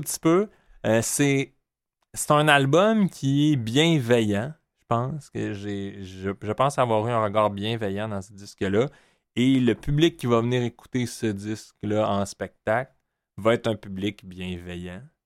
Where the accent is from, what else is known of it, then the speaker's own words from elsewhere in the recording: Montreal, Quebec, Canada; j'ai grandi, je suis né à Montréal